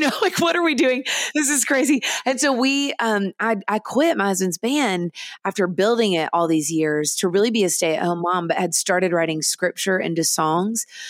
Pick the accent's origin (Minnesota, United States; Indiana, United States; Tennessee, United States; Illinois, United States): Tennessee, United States; Nashville; I grew up in Nashville in the studios of Nashville